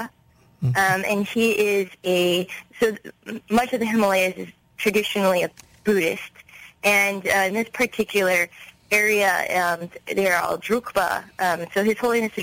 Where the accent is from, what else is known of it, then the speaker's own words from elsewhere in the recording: Los Angeles, California, United States; I was born and raised in Los Angeles